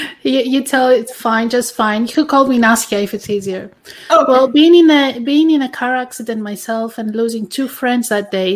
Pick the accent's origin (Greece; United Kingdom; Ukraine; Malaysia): Greece; English is a second language; moved away; I'm originally from Greece